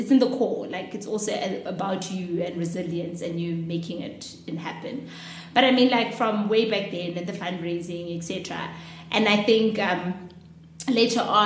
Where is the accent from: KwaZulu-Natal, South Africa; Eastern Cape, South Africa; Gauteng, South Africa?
Gauteng, South Africa; Soweto; I grew up in Orlando Gardens